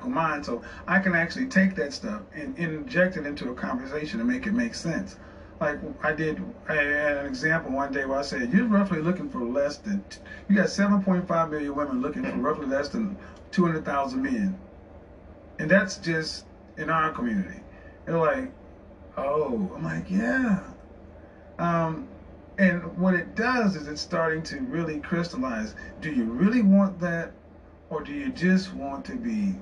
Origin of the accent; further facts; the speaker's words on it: Oklahoma City, Oklahoma, United States; moved away; also born or lived in Houston / Dallas / New York City; I'm from Oklahoma City, and so that's Middle America, the Bible Belt. And I was raised in the church